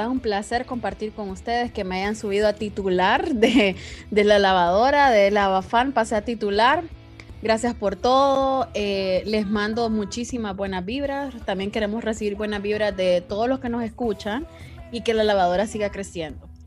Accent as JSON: {"language": "Spanish", "town": "San Pedro Sula", "region": "Cortés", "country": "Honduras", "tie": "born there", "said": "Mi abuelo nació en Utila. Yo nací aquí en San Pedro y nada que ver."}